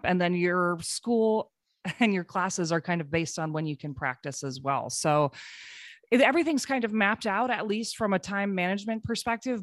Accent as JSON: {"language": "English", "town": "Cedar Rapids", "region": "Iowa", "country": "United States", "moved": "yes", "said": "I'm from Cedar Rapids, Iowa originally. My parents still live there"}